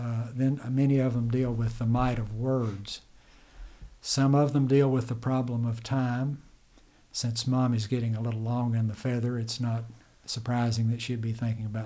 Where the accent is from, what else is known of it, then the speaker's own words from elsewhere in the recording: United States; when I grew up in Jackson County